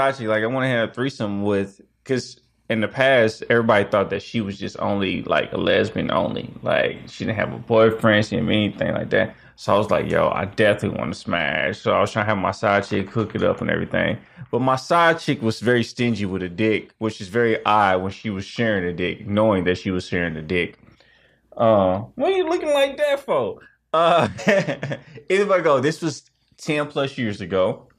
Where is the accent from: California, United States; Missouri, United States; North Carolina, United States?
Missouri, United States; Kansas City; So originally I'm from Kansas City, Missouri, and I was an R&B singer.